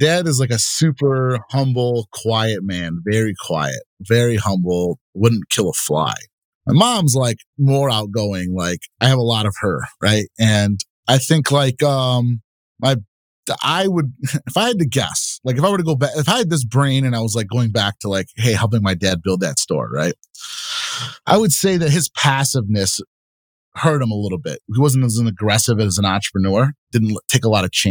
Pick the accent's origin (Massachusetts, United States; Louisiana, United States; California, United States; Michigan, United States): Michigan, United States; Bloomfield Hills; I grew up in Bloomfield Hills, where it's a wealthier city here in Michigan